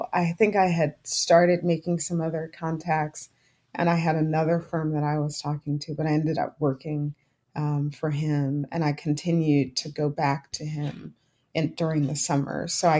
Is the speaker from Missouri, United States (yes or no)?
no; Philadelphia, Pennsylvania, United States; I was from Philadelphia